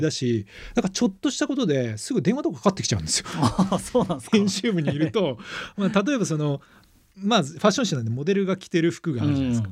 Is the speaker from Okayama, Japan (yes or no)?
yes; Okayama, Japan; moved away as an adult; now in Tokyo, Japan; 僕も中学高校岡山で育っていて